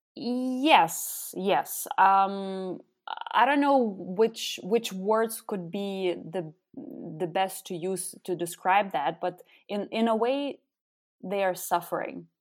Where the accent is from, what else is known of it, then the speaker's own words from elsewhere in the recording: Lithuania; first language Lithuanian; English is a second language; moved away as an adult; also born or lived in Austria / Netherlands / Belgium; now in Berlin, Germany; I'm actually originally from Lithuania, and I, uh, live in Berlin for the last over four years.